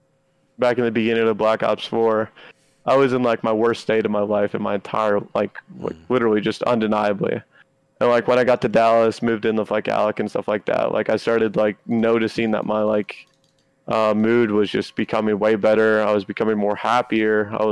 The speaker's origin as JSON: {"language": "English", "town": "Toronto", "region": "Ontario", "country": "Canada", "lives_now": "United States", "said": "I'm a Canadian. I'm living in the United States lawfully on a visa. Once I get off a team because I, what, did bad? Guess what? I get sent back home. I don't want to go back home. I don't want to go back home to Toronto."}